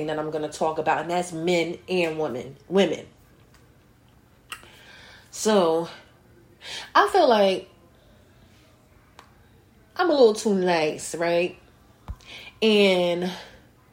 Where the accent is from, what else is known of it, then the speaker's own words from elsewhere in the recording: North New Jersey, United States; North New Jersey again. My hometown.